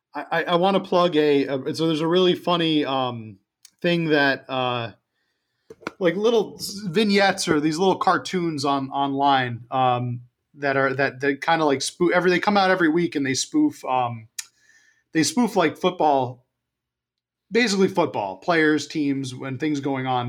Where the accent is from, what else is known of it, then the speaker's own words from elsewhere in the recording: New York, United States; moved away; also born or lived in Washington, D.C. area; I was from New York